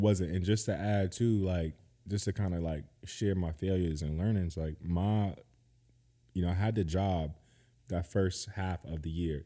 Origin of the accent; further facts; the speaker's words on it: Georgetown, South Carolina, United States; moved away as an adult; now in Seattle, United States; I'm from Georgetown, South Carolina as well